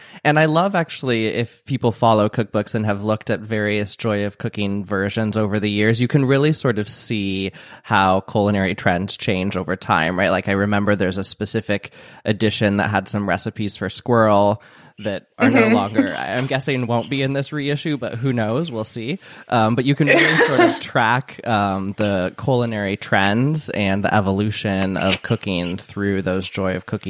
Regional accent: Midwest, United States; I mean, I'm from the Midwest and I grew up going to sweet corn festivals every summer.

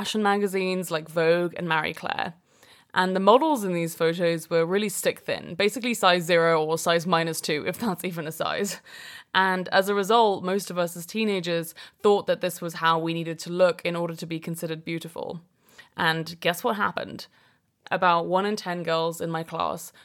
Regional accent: London, United Kingdom; also born or lived in Brooklyn, New York; now in New York, United States; I currently live in Brooklyn, New York, and I'm originally from London in England.

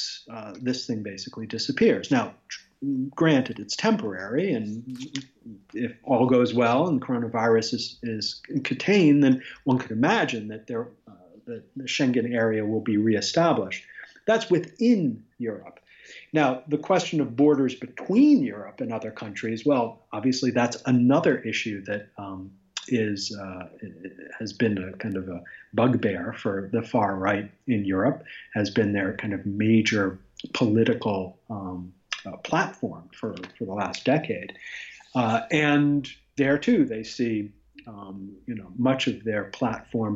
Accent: United States

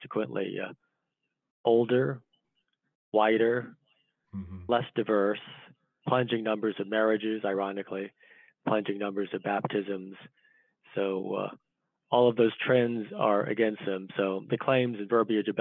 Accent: Northern Virginia, United States; I'm from Northern Virginia, outside DC

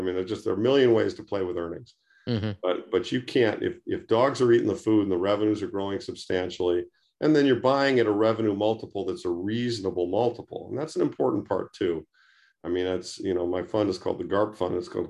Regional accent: Detroit, Michigan, United States; I mean, I grew up outside Detroit in the 50s and 60s.

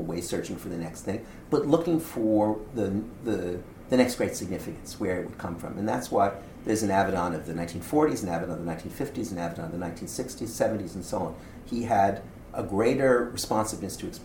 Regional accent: Canada; I'm as Canadian

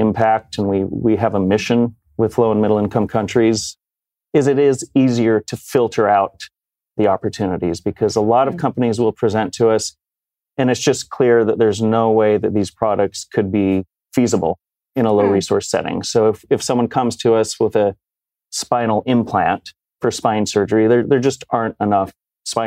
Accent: Rocky Mountain West, outside of Salt Lake City, Utah, United States; moved away as an adult; also born or lived in New York City; I grew up in the Rocky Mountain West, outside of Salt Lake City.

